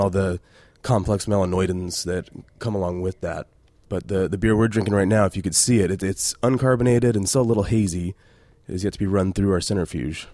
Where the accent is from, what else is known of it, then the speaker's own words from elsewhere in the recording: Reno, Nevada, United States; moved away as an adult; also born or lived in Temecula, California; So I grew up in Reno, Nevada, and just coming from small town, little Reno